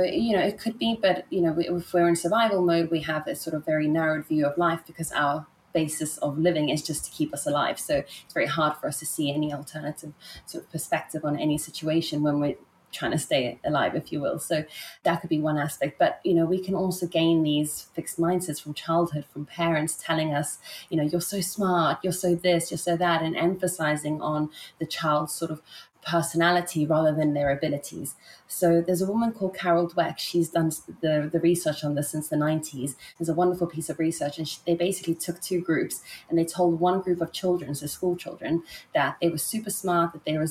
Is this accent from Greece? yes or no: no; South Africa; also born or lived in Italy / England / Germany / Ibiza; So I was born in Italy, and then I grew up in South Africa. My mom's South African. So I lived in Italy for 10 years and in South Africa for 10 years. And I actually moved to England for 10 years.